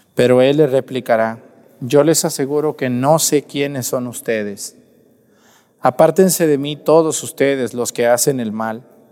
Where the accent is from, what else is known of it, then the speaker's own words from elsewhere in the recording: Mexticacán, Jalisco, Mexico; now in Acatlán, Mexico; mi pueblo, Mestigacán